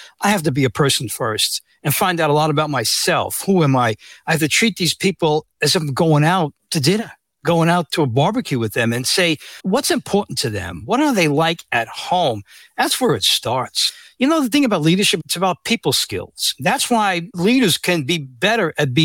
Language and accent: English; New York City, New York, United States; I was born and raised in the Bronx